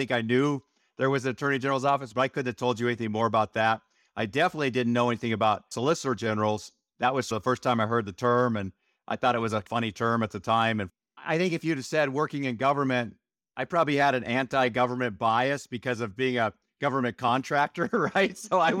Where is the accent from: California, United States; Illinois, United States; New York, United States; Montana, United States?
Montana, United States; I grew up in Montana, and my dad had a irrigation and construction company in Montana.